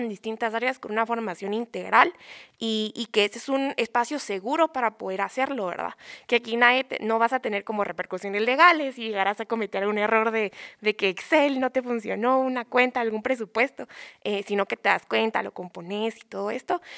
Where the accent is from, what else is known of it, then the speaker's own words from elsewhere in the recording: Guatemala; como futuros profesionales, como estudiantes y como ciudadanos guatemaltecos